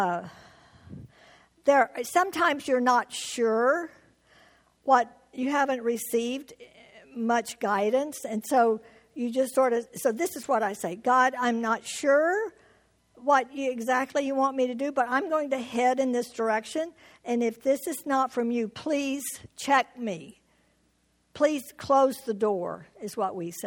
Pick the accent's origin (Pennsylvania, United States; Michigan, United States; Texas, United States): Texas, United States; Houston; moved away as an adult; now in Tucson, United States; I was born in Houston, Texas, lived all my life in Texas until we moved to Tucson in Arizona 41 years ago.